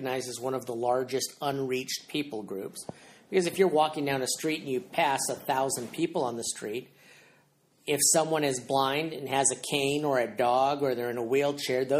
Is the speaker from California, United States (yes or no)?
yes; San Jose, California, United States; moved away as an adult; also born or lived in Santa Cruz, California; now in Clarksville, United States; I grew up gardening in California